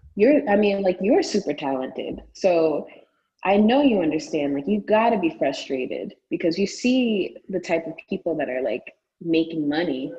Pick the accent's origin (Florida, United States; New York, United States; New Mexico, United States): New York, United States; New York City; also born or lived in United Kingdom; I'm from Brooklyn. I mean, I'm, I spent a lot of time in the United Kingdom mm. as well as a child.